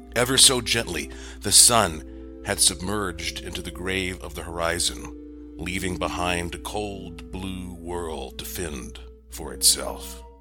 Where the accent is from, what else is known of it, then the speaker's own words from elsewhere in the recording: Asheville, North Carolina, United States; growing up in Asheville, North Carolina